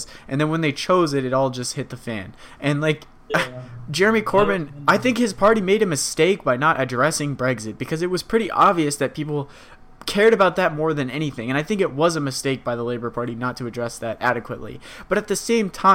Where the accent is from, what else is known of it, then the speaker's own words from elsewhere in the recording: United States; as an American